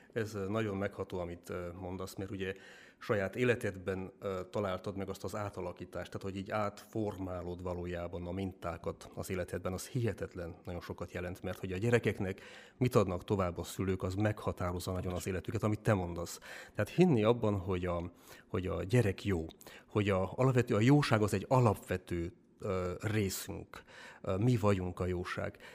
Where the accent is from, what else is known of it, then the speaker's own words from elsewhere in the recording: Dănești, Harghita County, Romania; moved away as an adult; now in Hungary; Amúgy én is eh, Csiki vagyok, Erdélyből származom, Csikdánfalváról